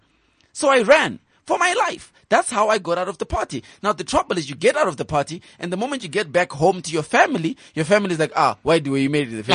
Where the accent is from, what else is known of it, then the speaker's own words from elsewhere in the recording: Epworth, Mashonaland East, Zimbabwe; I am from Epworth. I grew up with Chidumu and Masende